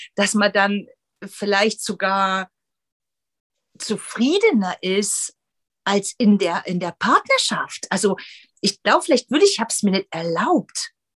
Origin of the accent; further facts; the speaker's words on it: former East Germany, Germany; ich bin aus der ehemaligen DDR